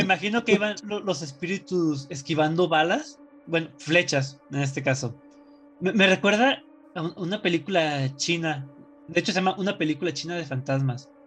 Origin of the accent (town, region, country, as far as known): Mexico